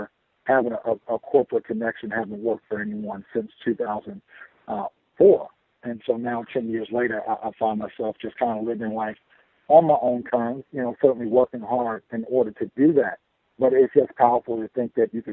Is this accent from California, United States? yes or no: no; Chicago, Illinois, United States; also born or lived in Florida; I was born and raised in Chicago